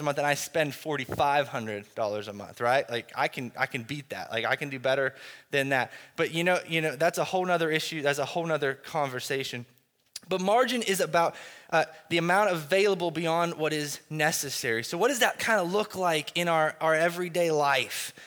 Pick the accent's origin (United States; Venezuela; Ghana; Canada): United States; as American Christians